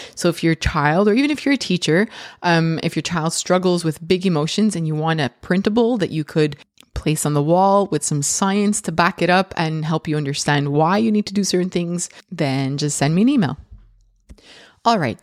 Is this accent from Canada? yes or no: yes; Canada; I'm so Canadian